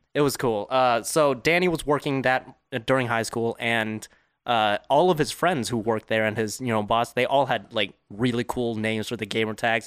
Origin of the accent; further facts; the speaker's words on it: Fountain Valley, California, United States; I was born in Fountain Valley, California, which is, like, ten minutes from Garden Grove